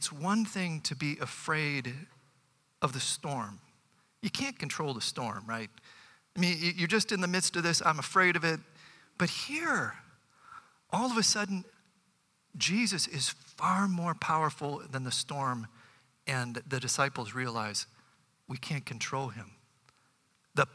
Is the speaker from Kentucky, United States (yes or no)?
no; Bay Village, Ohio, United States; growing up in Bay Village